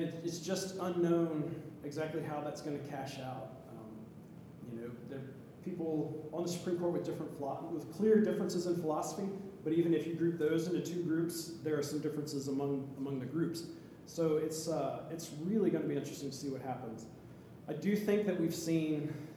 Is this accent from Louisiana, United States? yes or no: yes; Louisiana, United States; moved away; I'm from Louisiana, so I have friends in Louisiana